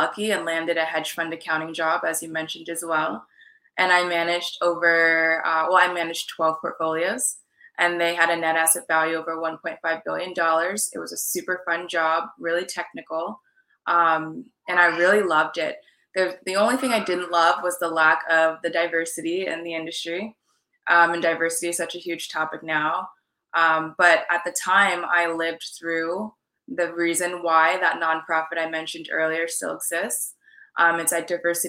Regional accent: California, United States; also born or lived in New York / Washington, D.C. / Maine / Jamaican and Trinidadian ancestry; now in Miami, United States; So I was actually born in New York and I grew up in California

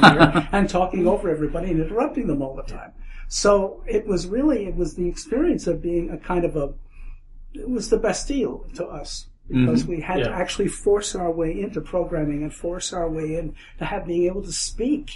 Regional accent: New York, United States; I grew up in New York, too

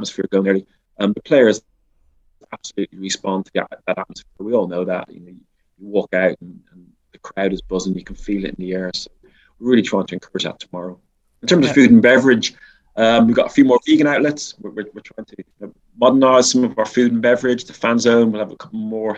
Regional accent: Dublin, Leinster, Ireland; moved away; I grew up in Dublin

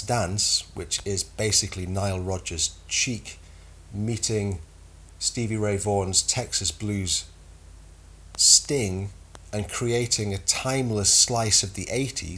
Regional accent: United Kingdom

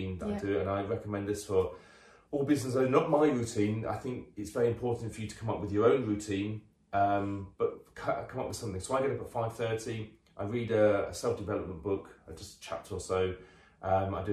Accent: United Kingdom; we're very British about

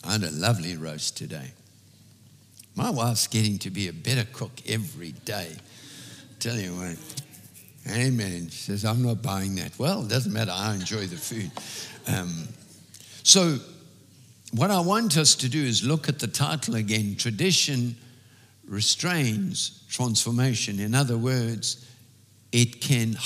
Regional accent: South Africa; As an English South African, we have certain customs that we were raised

